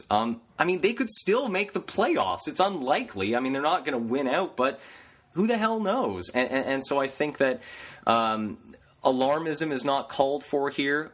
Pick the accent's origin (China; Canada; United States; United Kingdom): Canada; I'm Canadian